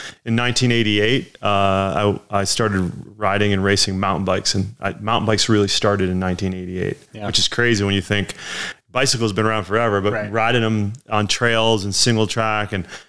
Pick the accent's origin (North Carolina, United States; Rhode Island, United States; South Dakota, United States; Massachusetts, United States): Rhode Island, United States; I grew up in Rhode Island, and I was very fortunate to grow up and sail out of Narragansett Bay.